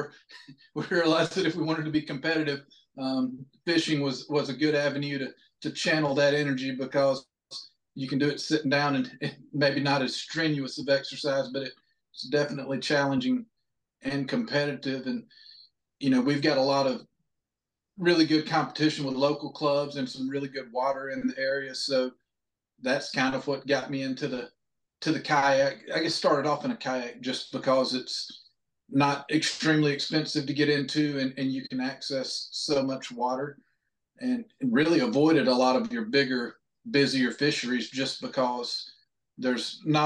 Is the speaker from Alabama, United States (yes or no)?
yes; North Alabama, United States; I was born up in North Alabama